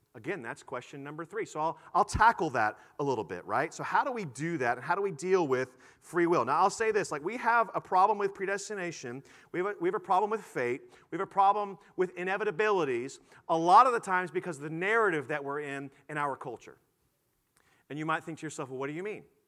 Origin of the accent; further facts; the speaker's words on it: Houston, Texas, United States; I was born in Houston, Texas